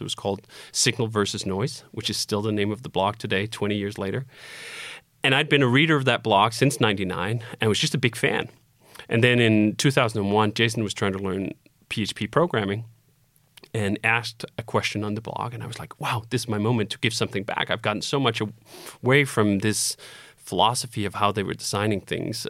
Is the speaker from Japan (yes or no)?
no; Copenhagen, Capital Region of Denmark, Denmark; moved away as an adult; I was born in Copenhagen, Denmark, and I lived there until I was twenty-five